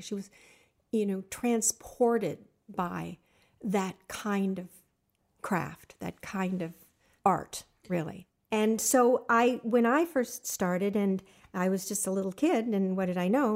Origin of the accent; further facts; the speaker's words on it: Los Angeles, California, United States; also born or lived in Pasadena, California; I was raised in the San Fernando Valley.